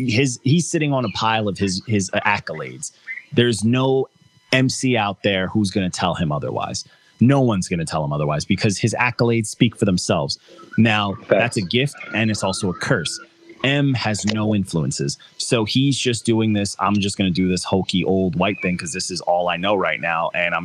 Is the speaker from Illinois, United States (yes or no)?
no; Long Island, New York, United States; I'm Long Island. I'm from Long Island